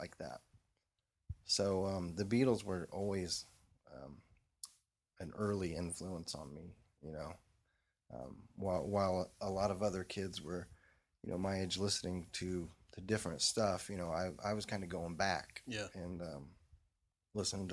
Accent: Indiana, United States; growing up in Indiana, you know, you go see shows at whatever the the big arena

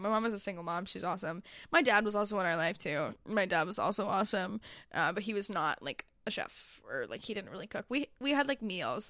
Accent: Syracuse, New York, United States; moved away; I'm from Syracuse

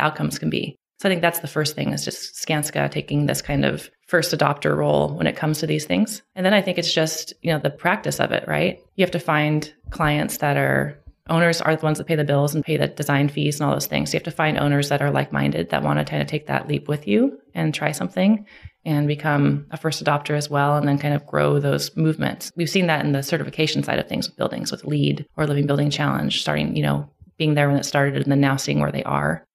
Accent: Clackamas, Oregon, United States; I grew up in Oregon, Clackamas, Oregon, which is a suburb of Portland

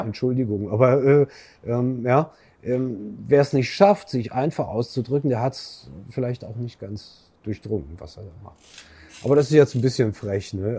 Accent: Germany; sind wir Deutsche

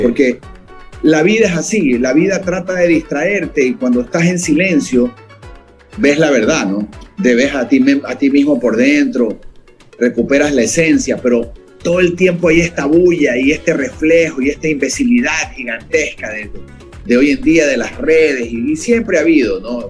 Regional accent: the Ecuadorian coast, Ecuador; somos costeños

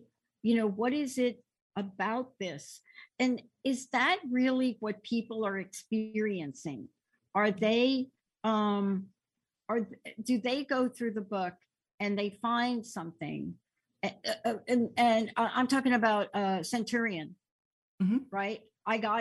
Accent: East Coast, United States; now in West Coast, United States; growing up on the East Coast

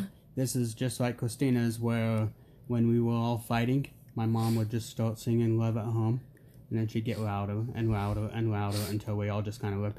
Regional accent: Clinton, Utah, United States; also born or lived in Warner Robins, Georgia; we grew up in Clinton, Utah, pretty much my entire life.

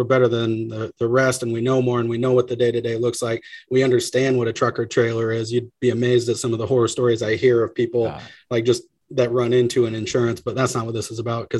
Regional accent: Pacific Northwest, United States; I'm from Northwest, man.

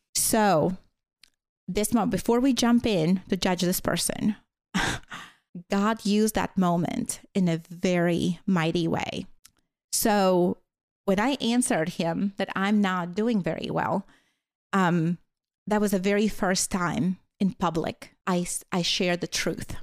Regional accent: Latvia; first language Latvian; English is a second language; moved away as an adult; now in United States; growing up in Latvia, so during the Soviet time

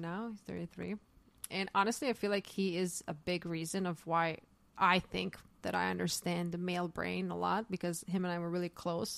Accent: Zagreb, City of Zagreb, Croatia; moved away as an adult; now in New York, United States; I was raised in the city called Zagreb

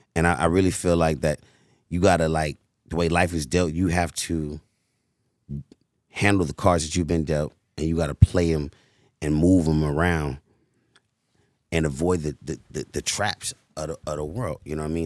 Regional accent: United States; also born or lived in Cleveland, Ohio; I was born in Cleveland, Ohio. Raised, you know what I'm saying, on Chris Shaw in Hyde Park, went to Hyde Park

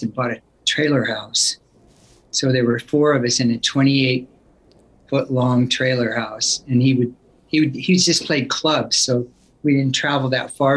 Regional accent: Sacramento, California, United States; moved away as an adult; also born or lived in Oakland, California; now in Los Angeles, United States; I call Sacramento my hometown

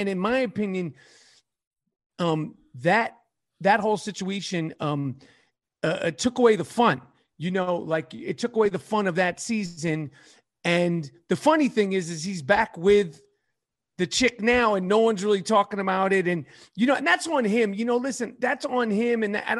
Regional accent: New York City, New York, United States; New York City, born and raised in New York City.

